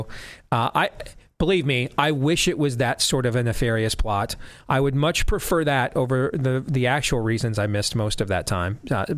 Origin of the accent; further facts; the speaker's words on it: California, United States; also born or lived in Florida; I remember growing up in Southern California, the smog would be so bad some days that I literally could not go play outside.